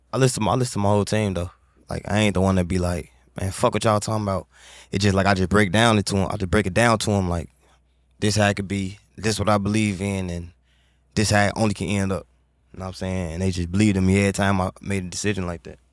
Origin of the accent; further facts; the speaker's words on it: Chicago, Illinois, United States; growing up in Chicago